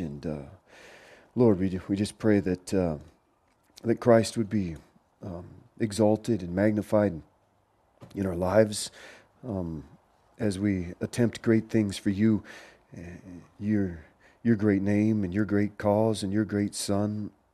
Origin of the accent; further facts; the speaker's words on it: Portland, Oregon, United States; moved away; I grew up in Portland, Oregon